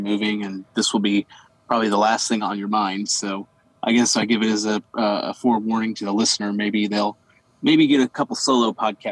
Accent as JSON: {"language": "English", "region": "Missouri", "country": "United States", "tie": "born or raised there", "moved": "yes", "said": "that being my home state, I'm not there now"}